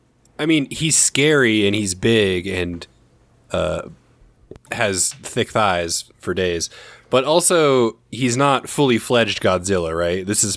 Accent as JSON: {"language": "English", "country": "United States", "said": "It's fascinating to watch as an American."}